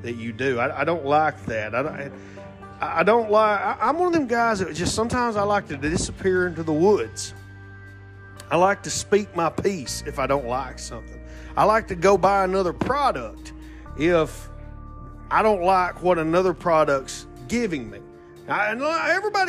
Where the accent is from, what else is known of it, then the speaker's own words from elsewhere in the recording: Alabama, United States; Excuse my accent. I am from Alabama.